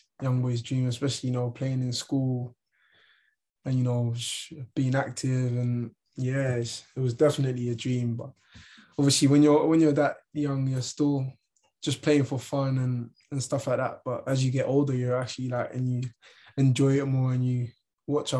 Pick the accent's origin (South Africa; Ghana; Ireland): Ireland; moved away; also born or lived in London / Barnsley; I'm from Ireland. I grew up in Ireland.